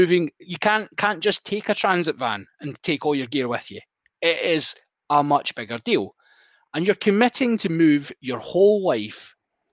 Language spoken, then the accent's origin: English; Glasgow, Scotland, United Kingdom; we were by some biological quirk born in a certain hospital in Greater Glasgow and Clyde